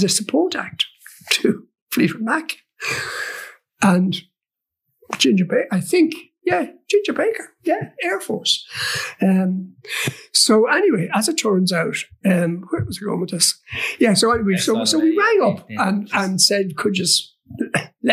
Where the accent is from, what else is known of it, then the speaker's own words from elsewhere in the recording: Kells, Leinster, Ireland; I come from Kells, I come from County Meath, and, you know, I would have grown up sort of slightly pre-Beatles